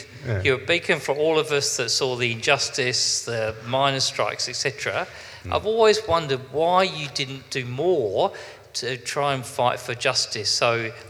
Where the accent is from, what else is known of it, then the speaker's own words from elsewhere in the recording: United Kingdom; moved away; I grew up in UK in the Thatcherite early 80s.